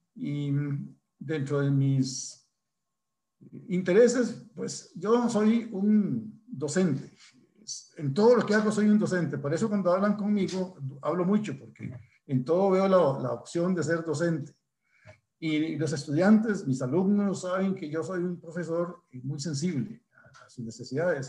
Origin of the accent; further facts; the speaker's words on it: Desamparados, San José, Costa Rica; yo soy desamparadeño. Nací en San Rafael, arriba de Desamparados